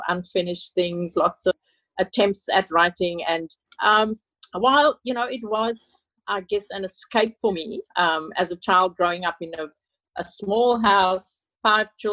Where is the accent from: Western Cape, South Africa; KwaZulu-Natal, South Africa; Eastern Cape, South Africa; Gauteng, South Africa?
Western Cape, South Africa; Cape Town; moved away as an adult; now in Sydney, Australia; I live in Sydney, Australia, but I was born in Cape Town, South Africa, and left with my husband and two young children in the 80s. I grew up in South Africa under apartheid